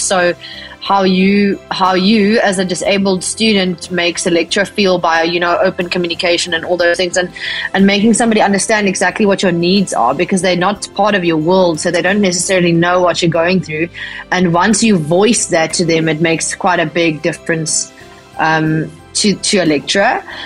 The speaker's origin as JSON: {"language": "English", "town": "Bloemfontein", "region": "Free State", "country": "South Africa", "tie": "born or raised there", "also_born_or_lived": "Worcester, Western Cape", "said": "I was born in Bloemfontein in the Free State"}